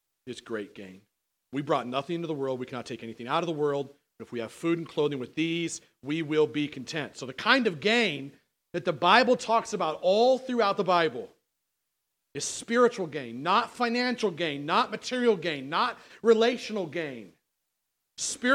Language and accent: English; United States; I'm American as you are.